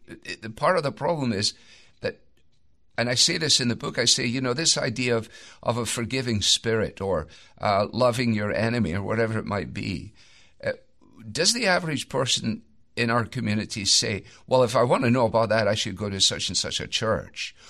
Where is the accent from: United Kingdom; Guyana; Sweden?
United Kingdom; Scotland; as a Scot